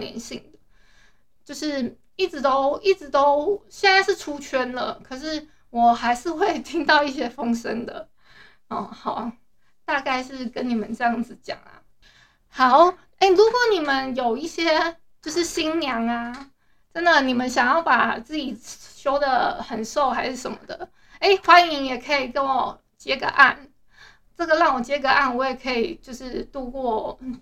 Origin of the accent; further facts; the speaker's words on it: Hualien, Hualien County, Taiwan; 我是花莲人